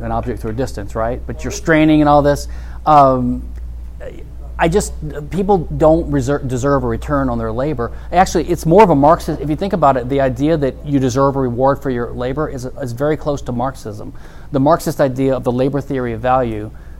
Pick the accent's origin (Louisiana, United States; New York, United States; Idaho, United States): Louisiana, United States; I'm from Louisiana